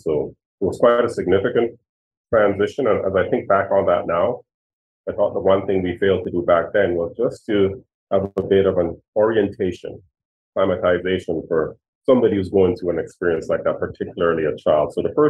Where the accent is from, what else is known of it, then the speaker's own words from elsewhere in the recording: Winnipeg, Manitoba, Canada; like we grew up in the North End, right? We lived in government housing, but I was still happy.